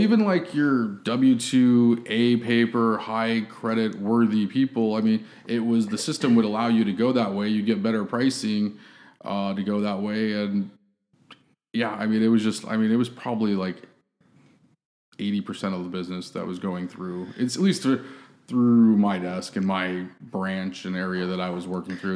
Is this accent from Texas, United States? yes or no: no; San Diego, California, United States; moved away as an adult; now in Austin, United States; born and raised in San Diego